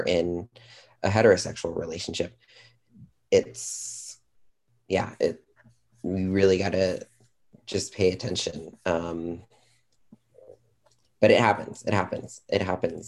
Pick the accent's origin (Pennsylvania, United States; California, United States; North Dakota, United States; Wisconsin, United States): California, United States; I am from California.